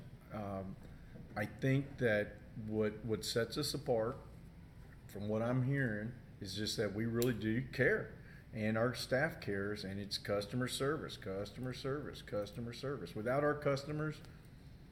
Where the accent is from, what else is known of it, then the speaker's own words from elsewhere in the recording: Chicago, Illinois, United States; now in Houston, United States; I was born in Chicago